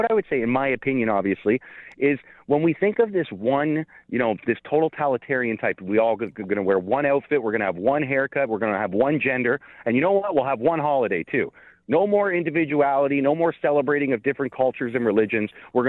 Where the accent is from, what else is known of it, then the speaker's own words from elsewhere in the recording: Canada; as a Canadian